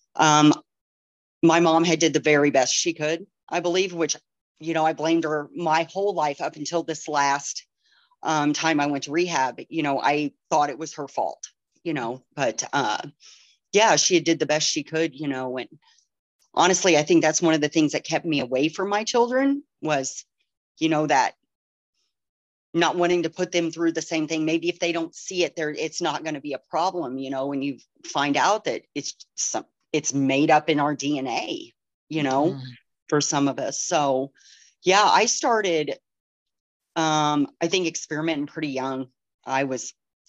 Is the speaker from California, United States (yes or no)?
no; Pinckneyville, Illinois, United States; moved away as an adult; now in Rockford, United States; I'm from Pinckneyville, Illinois. I was born and raised there